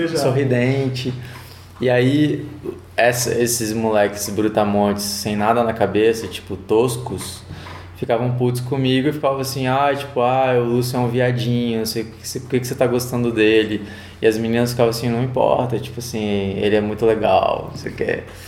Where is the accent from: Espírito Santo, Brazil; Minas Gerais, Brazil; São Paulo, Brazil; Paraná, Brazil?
Espírito Santo, Brazil; Vitória; Vitória, Espírito Santo. Sou capixaba 100%.